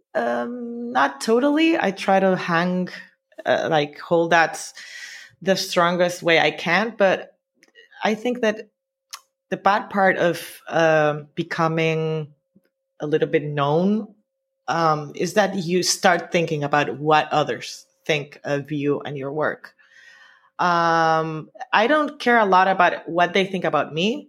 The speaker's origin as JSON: {"language": "English", "town": "Santo Domingo", "region": "Distrito Nacional", "country": "Dominican Republic", "tie": "born or raised there", "also_born_or_lived": "New York", "moved": "as an adult", "lives_now": "Barcelona, Spain", "said": "I grew up in Dominican Republic, specifically in Santo Domingo, the capital"}